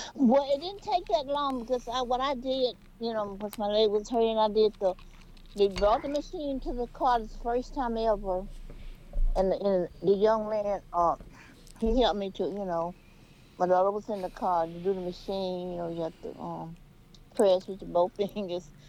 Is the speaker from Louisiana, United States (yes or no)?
yes; Louisiana, United States; now in Houston, United States; I'm from Louisiana